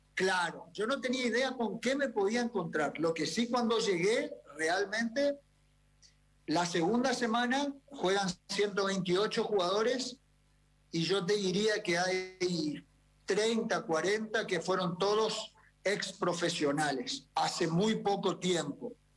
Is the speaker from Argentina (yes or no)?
yes; Argentina; nosotros los del interior somos gente, viste, muy perfil bajo